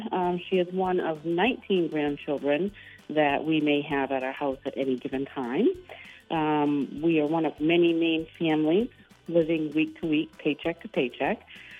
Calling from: Windham, Maine, United States; I am calling from Wyndham.

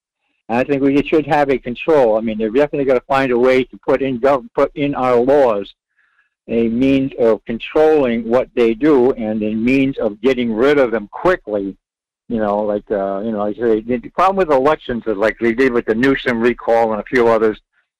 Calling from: Rhode Island, United States; Yes, I did.

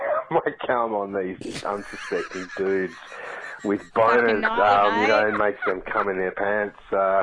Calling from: Western Australia, Australia; I'm calling from Western Australia.

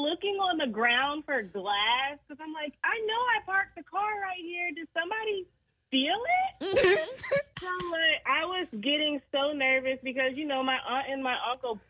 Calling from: North Charleston, South Carolina, United States; I'm calling from North Charleston.

